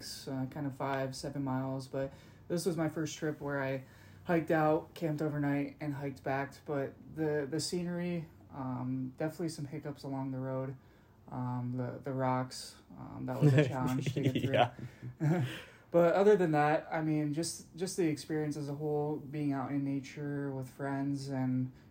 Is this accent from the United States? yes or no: yes; Pennsylvania, United States; moved away as an adult; now in Arizona, United States; I'm originally from Pennsylvania. I grew up there, moved out here when I was 18 years old.